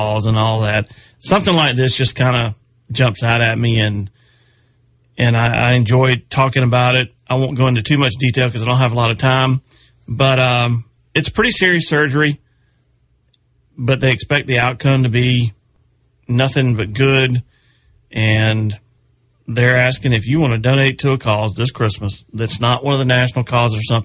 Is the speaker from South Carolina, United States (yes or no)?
yes; Chester, South Carolina, United States; Congratulations to the Chester Cyclones. My hometown bunch won their state